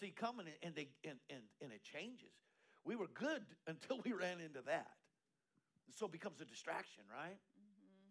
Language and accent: English; Eastern Colorado, United States; now in Texas, United States; I grew up in Eastern Colorado